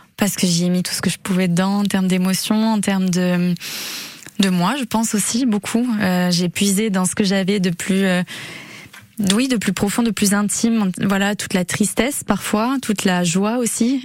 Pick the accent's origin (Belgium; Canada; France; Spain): France; Arcachon Basin, Nouvelle-Aquitaine; moved away as an adult; now in Bayonne, France; Je suis originaire du bassin d'Arcachon